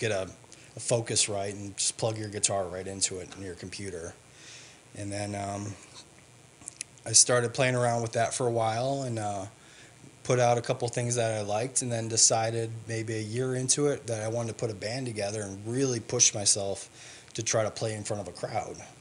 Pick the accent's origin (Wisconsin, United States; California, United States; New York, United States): Wisconsin, United States; I grew up in Wisconsin